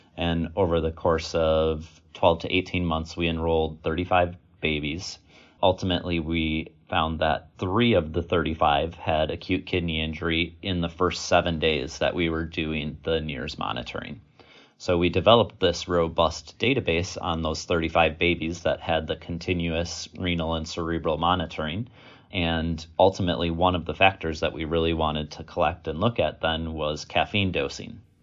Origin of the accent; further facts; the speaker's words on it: Wisconsin, United States; also born or lived in Virginia; I was born and raised in Wisconsin